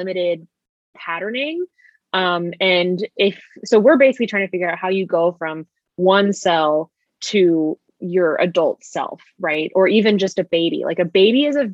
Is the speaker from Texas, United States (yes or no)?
yes; Austin, Texas, United States; also born or lived in Indiana; now in Dallas, United States; Natalie and I went to elementary school together. So we've known each other for a very long time. We're both from Austin, Texas